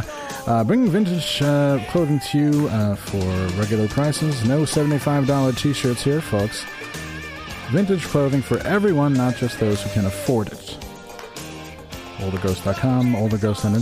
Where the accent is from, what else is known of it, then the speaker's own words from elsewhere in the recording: Glens Falls, New York, United States; in Glens Falls, my hometown